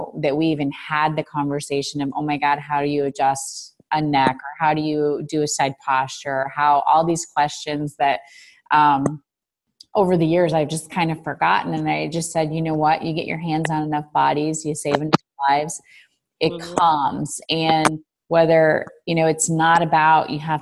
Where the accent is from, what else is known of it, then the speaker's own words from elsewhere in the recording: Chicago, Illinois, United States; We're from Chicago